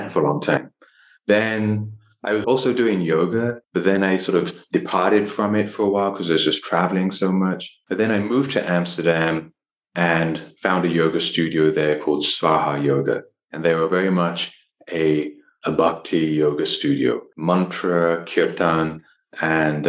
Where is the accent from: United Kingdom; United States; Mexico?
United Kingdom; London; moved away; I was born in London, in England. My parents are from Delhi, from India